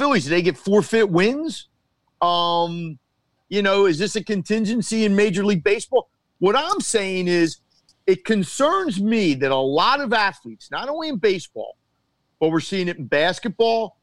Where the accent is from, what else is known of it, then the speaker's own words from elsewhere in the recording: United States; as an American sport fan